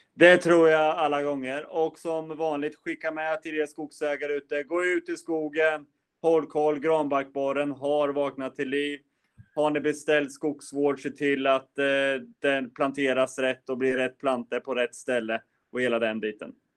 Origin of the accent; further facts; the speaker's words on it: Östergötland, Sweden; du och jag som östgötar